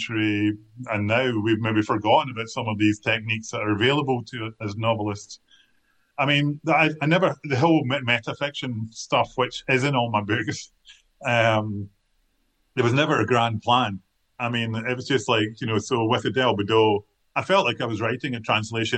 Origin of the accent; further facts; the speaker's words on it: Kilmarnock, Scotland, United Kingdom; I come from Kilmarnock, and I wasn't brought up hanging around with other writers